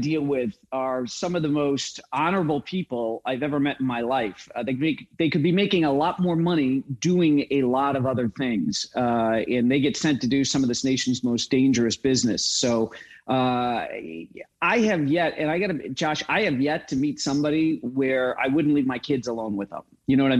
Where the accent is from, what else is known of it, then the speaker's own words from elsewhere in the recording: Midwest, United States; growing up in the Midwest with my Marine Corps dad and my flight attendant mom